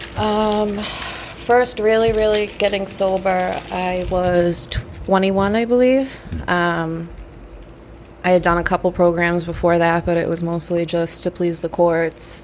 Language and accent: English; Saugus, Massachusetts, United States; also born or lived in Malden, Massachusetts; I was born in Walden, moved to Saugus when I was 10